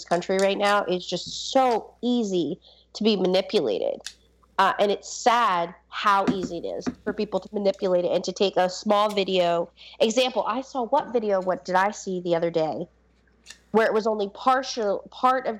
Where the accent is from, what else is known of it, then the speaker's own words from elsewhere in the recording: Baltimore, Maryland, United States; I grew up in Baltimore